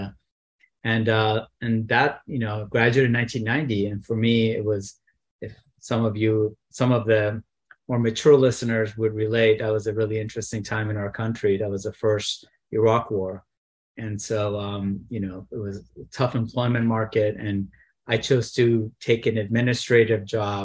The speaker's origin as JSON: {"language": "English", "town": "San Diego", "region": "California", "country": "United States", "tie": "born or raised there", "said": "I grew up in San Diego"}